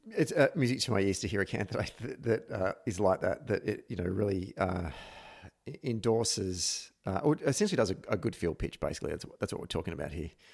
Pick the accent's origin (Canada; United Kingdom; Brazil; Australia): Australia; Victoria; my home state of Victoria